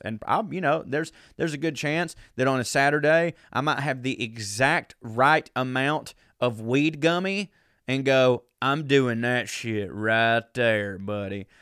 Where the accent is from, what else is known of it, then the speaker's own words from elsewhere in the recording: the South, United States; I grew up a man in the South